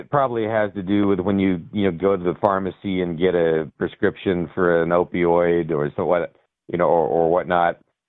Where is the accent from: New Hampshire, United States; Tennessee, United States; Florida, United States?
New Hampshire, United States; I'm visiting Colorado. But, yeah, I'm from New Hampshire, but visiting Colorado.